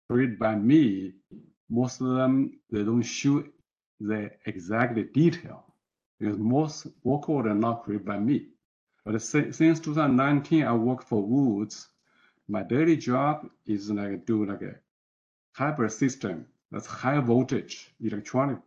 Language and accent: English; China; moved away as an adult; also born or lived in Foster City, United States; now in United States; I was born and educated from China.